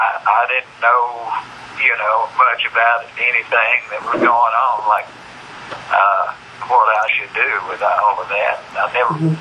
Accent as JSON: {"language": "English", "town": "Spearsville", "region": "Louisiana", "country": "United States", "tie": "born or raised there", "said": "where I was born and raised in Spearsville"}